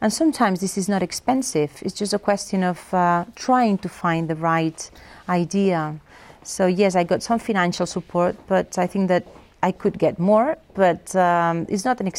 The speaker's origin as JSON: {"language": "English", "country": "Spain", "first_language": "Catalan", "second_language": "English", "said": "I would say that my first language is Catalan. Well, I used to speak in Spanish with my father, Catalan with my mother, so I'm completely bilingual."}